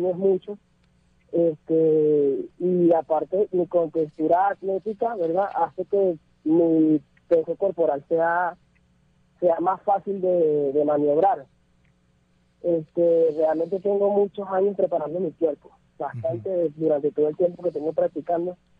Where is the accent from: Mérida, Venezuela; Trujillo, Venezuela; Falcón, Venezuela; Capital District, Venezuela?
Capital District, Venezuela; Caracas; moved away as an adult; also born or lived in Colombia; salí de Venezuela hace alrededor de unos 6 años, eh, debido a la situación que había, bueno, yo salí hacia Colombia